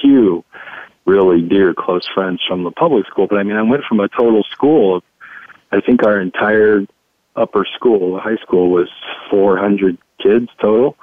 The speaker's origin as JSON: {"language": "English", "town": "Dayton", "region": "Ohio", "country": "United States", "tie": "born or raised there", "said": "I grew up in Dayton, Ohio"}